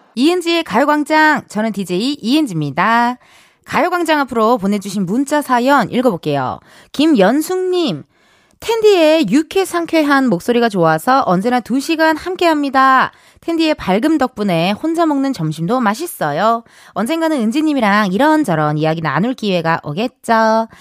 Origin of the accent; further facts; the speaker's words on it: Incheon, South Korea; 저도 인천 출신이다 보니까요